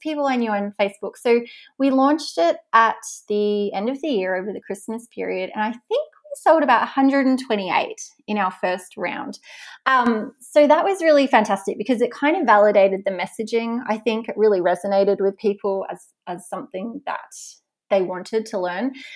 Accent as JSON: {"language": "English", "region": "Tasmania", "country": "Australia", "moved": "yes", "said": "I'm from Tasmania"}